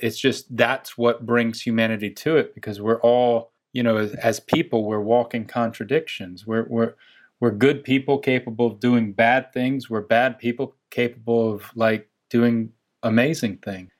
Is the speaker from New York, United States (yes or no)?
no; Chapel Hill, North Carolina, United States; accent: Southern; moved away; I'm from North Carolina